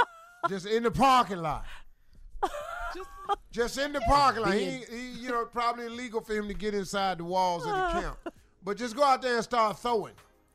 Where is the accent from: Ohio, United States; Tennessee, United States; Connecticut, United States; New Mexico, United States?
Ohio, United States; Cleveland; I'm from Cleveland.